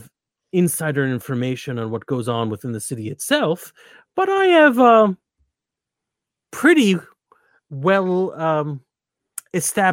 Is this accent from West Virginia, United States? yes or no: no; New Jersey, United States; I'm from New Jersey